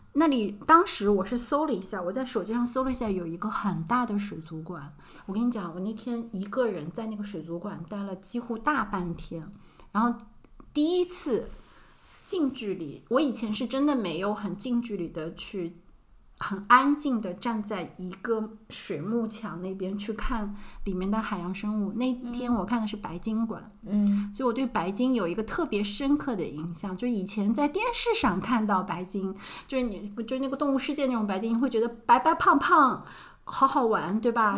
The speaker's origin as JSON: {"language": "Chinese", "region": "Shanghai", "country": "China", "said": "我们是上海的"}